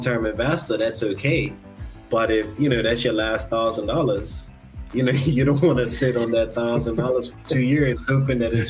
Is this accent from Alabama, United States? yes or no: yes; Alabama, United States; now in Bermuda; growing up in Alabama